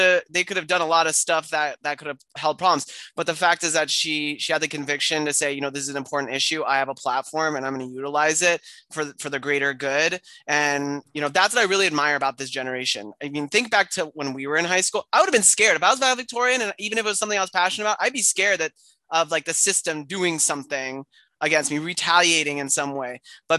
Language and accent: English; Argentina; English is a second language; now in United States; in Latin America, growing up in Argentina, we got everything 10 years after the U.S. had it.